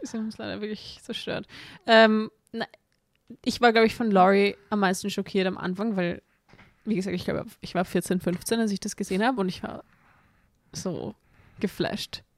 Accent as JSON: {"language": "German", "country": "Austria", "said": "bei uns in Österreich"}